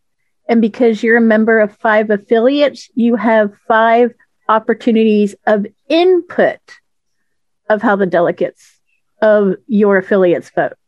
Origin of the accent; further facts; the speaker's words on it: Florida, United States; I'm from Florida, and, you know, of course, we just had our first hybrid convention